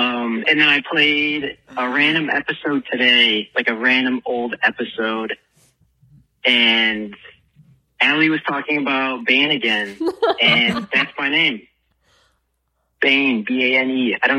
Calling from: Michigan, United States; I'm calling from Michigan.

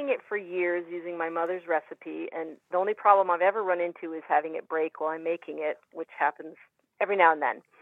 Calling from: Underhill Center, Vermont, United States; Underhill Center, Vermont.

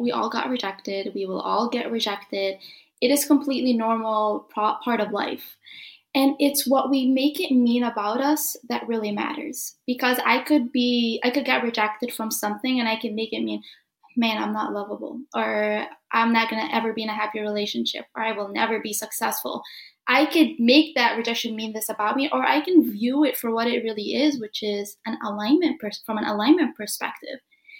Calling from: Illinois, United States; So I am streaming from Illinois. It's where Chicago is, if you don't know what Illinois is.

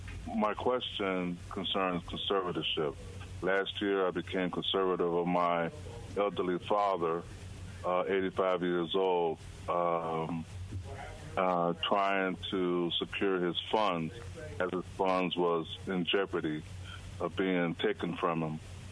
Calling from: Lowndes County, Mississippi, United States; I'm calling from Lowndes County, Mississippi.

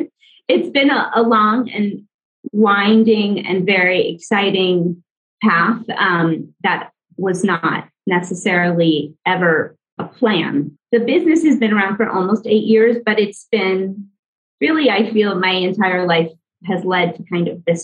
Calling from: Antigua, Sacatepéquez, Guatemala; I'm tuning in from Antigua, Guatemala.

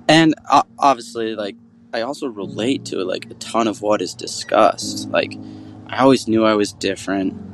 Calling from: Grand Rapids, Michigan, United States; from Grand Rapids, Michigan. I'm 30 years old

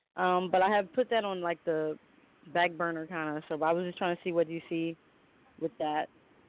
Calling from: Los Angeles, California, United States; I'm calling from L.A.

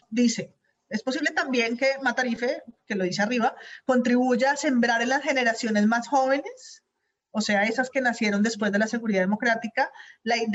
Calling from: Germany; Patreon de Presunto desde el 2019. Los escucho siempre desde Alemania

